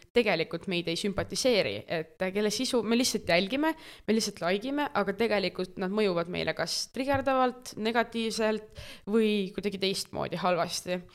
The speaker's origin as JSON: {"language": "Estonian", "town": "Tartu", "region": "Tartu County", "country": "Estonia", "said": "aktiivse noorena Tartust"}